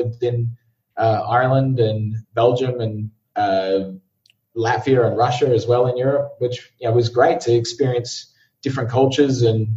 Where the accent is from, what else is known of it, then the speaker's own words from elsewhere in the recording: Brisbane, Queensland, Australia; moved away as an adult; also born or lived in London; I'm originally from Brisbane, Australia